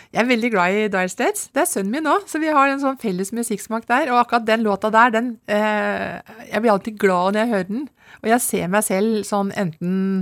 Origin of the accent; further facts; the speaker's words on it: Lommedalen, Akershus, Norway; Født og oppvokst i Lommedalen. Og bor der fremdeles.